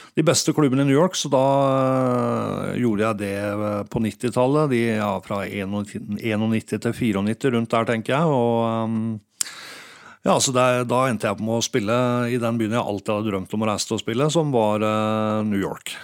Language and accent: Norwegian; Geilo, Buskerud, Norway; jeg er fra Geilo.